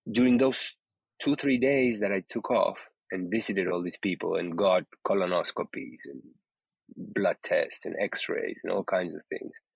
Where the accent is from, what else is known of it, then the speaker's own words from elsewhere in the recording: Uruguay; moved away; I was born in Uruguay, in South America, in the 60s